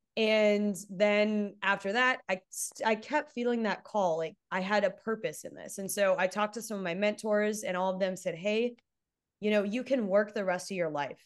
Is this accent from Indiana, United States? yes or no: no; Texas, United States; I'm from Texas